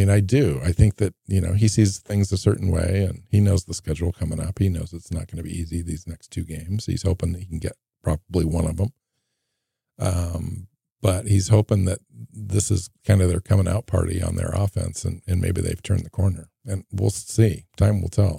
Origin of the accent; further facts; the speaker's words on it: Seattle, Washington, United States; moved away as an adult; also born or lived in Portland area, Oregon; I grew up in the Seattle area, and then after college moved to the Portland area